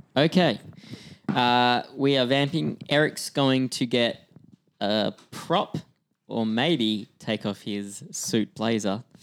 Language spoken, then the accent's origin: English; Australia; moved away as an adult; now in Vancouver, Canada; my accent, 'cause I'm, I'm from Australia, but I've lived in Vancouver for six years